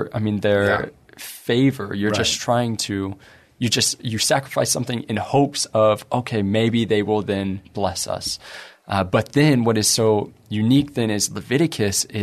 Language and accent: English; United States; we're American